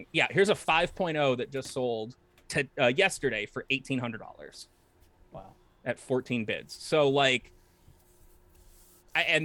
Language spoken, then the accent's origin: English; New England, United States; growing up in New England, like in like early 2000s